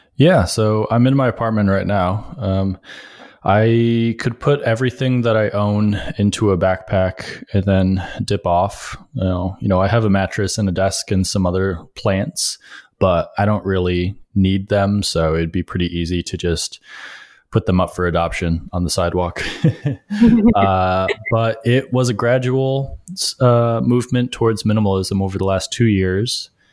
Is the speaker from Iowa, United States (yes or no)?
no; Rochester, New York, United States; moved away as an adult; now in New York City, United States; I grew up upstate in Rochester